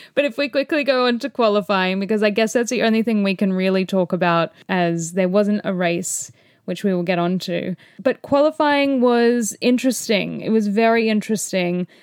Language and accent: English; Australia; as an Aussie